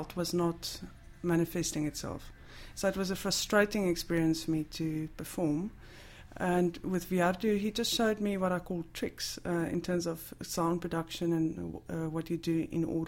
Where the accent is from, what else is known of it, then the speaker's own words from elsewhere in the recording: South Africa; moved away; as a South African, I had a huge gap in terms of traditional literature